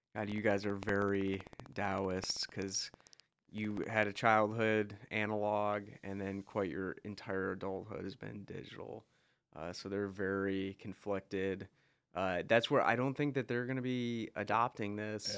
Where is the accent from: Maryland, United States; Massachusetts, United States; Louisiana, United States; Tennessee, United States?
Tennessee, United States; Crossville; growing up in Crossville